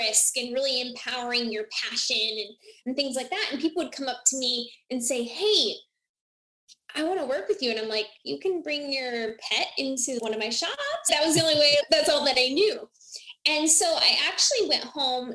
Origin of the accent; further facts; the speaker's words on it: Iowa, United States; moved away as an adult; now in Phoenix, United States; I'm originally from Iowa